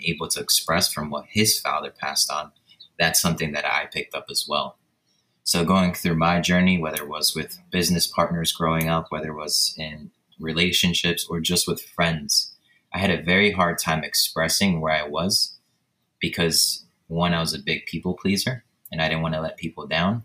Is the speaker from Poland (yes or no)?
yes; Poland; moved away; born and raised in Poland in a super small village with just five homes